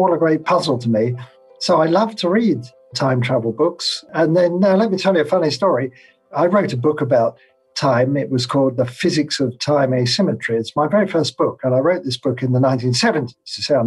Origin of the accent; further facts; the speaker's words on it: London, United Kingdom; moved away as an adult; now in Phoenix, United States; I grew up in London in England, and that's where I went to school and university.